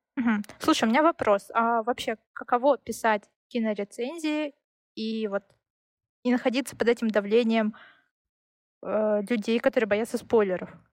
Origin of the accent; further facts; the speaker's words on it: Siberia, Russia; я родилась в Сибири